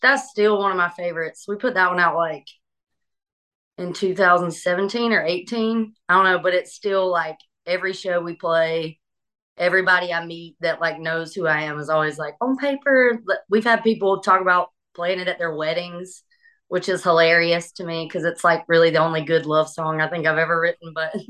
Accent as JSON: {"language": "English", "town": "Sparta", "region": "Georgia", "country": "United States", "tie": "born or raised there", "also_born_or_lived": "Athens, Georgia / Atlanta, Georgia", "moved": "as an adult", "lives_now": "Nashville, United States", "said": "I'm a Georgia girl. I grew up in Sparta, Georgia, which most people even in Georgia don't know where it's at, but it's like near Milledgeville or Macon."}